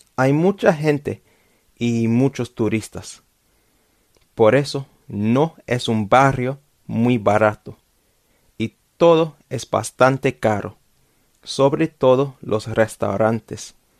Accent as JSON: {"language": "Spanish", "region": "London", "country": "United Kingdom", "tie": "born or raised there", "second_language": "Spanish", "said": "Yo vivo en Londres y vivo en Londres desde mi nacimiento, since birth"}